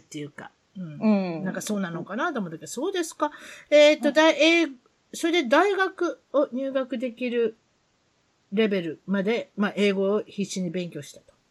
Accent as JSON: {"language": "Japanese", "town": "Yao", "region": "Osaka", "country": "Japan", "tie": "born or raised there", "said": "私は大阪の八尾市に育ちました"}